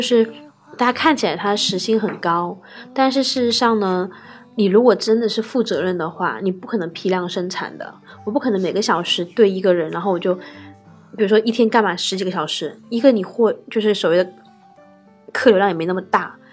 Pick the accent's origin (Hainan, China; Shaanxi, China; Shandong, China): Hainan, China; moved away; 但我从小在就特别南南方长大的，就是海南